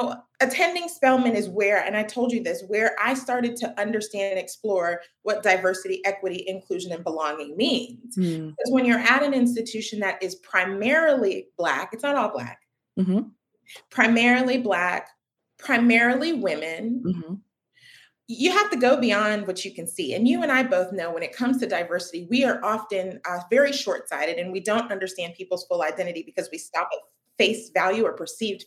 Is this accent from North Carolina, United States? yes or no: yes; Raleigh, North Carolina, United States; I grew up in Raleigh